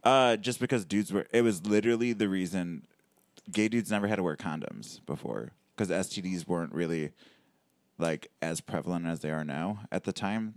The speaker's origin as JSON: {"language": "English", "town": "Sterling Heights", "region": "Michigan", "country": "United States", "tie": "born or raised there", "said": "I grew up in Sterling Heights"}